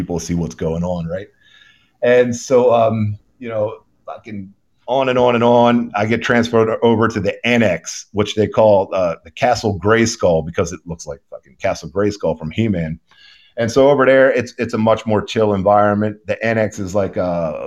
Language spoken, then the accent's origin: English; Baltimore, Maryland, United States; moved away as an adult; now in Houston, United States; I grew up in the Baltimore City, born and raised